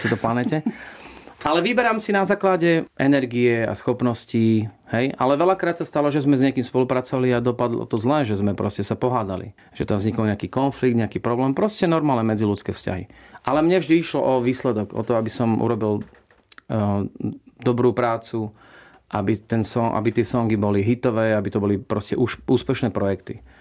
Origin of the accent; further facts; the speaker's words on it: Slovakia; moved away; also born or lived in United States; ja som prišiel domov na Slovensko